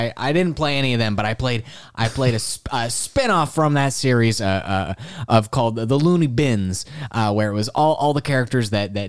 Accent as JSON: {"language": "English", "region": "Wisconsin", "country": "United States", "tie": "born there", "said": "I'm from all over. You know, I was actually, I was born in Wisconsin."}